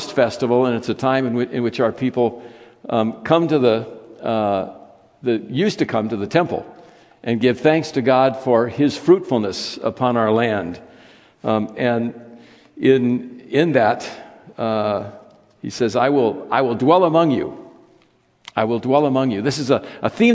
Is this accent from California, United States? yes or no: yes; California, United States; As a child, I grew up in Judaism. I grew up in a synagogue in California